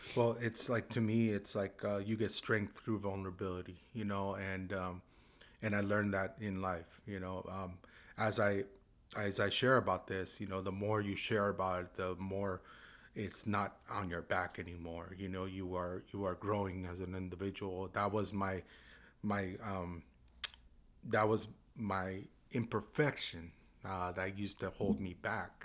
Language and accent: English; San Juan Capistrano, California, United States; I grew up in San Juan Capistrano, right in the barrio right there